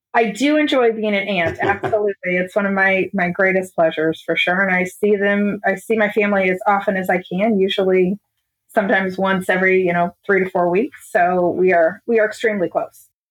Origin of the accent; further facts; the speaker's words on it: Illinois, United States; I grew up in Illinois. I always say about 20 minutes from St. Louis because nobody has any idea where my town is